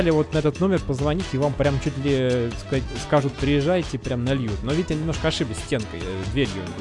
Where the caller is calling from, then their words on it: Moscow, Russia; Я просто из Москвы звоню.